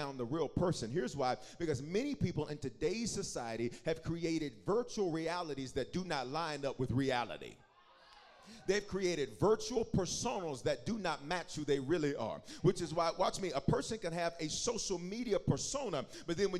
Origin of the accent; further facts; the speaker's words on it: the South, United States; When I was growing up in the South